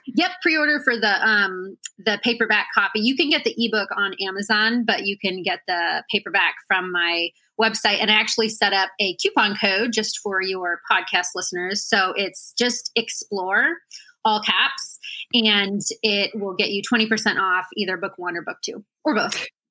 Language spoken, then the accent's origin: English; Washington, United States; moved away as an adult; also born or lived in Juneau, Alaska; I was born in Juneau, Alaska, and then um, I spent most of my growing up years in Washington. So, I think from about six to 18, I was in Washington